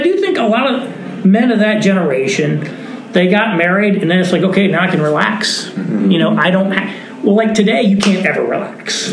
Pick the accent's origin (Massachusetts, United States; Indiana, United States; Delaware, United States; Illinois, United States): Indiana, United States; now in New York City, United States; I live in New York City, and uh, my wife is from Indiana, and so I'm from Indiana